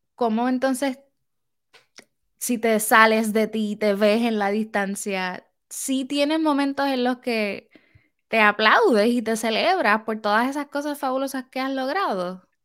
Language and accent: Spanish; Puerto Rico; now in United States; soy de Puerto Rico